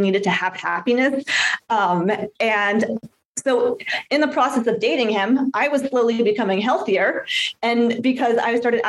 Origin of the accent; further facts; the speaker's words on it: San Diego, California, United States; I grew up in San Diego, California